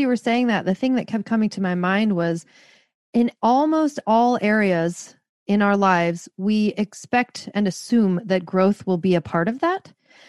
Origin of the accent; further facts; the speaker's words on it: Seattle, Washington, United States; I'm from Seattle, like tattoos, who cares? Purple hair, no one cares.